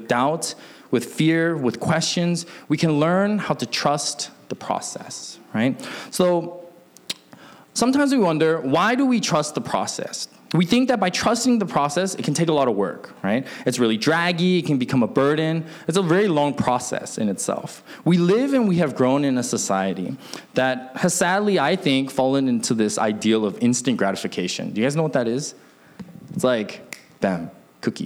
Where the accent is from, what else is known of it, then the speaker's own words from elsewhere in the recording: Alaska, United States; also born or lived in Seattle, Washington; I grew up in Alaska, but I was born in Seattle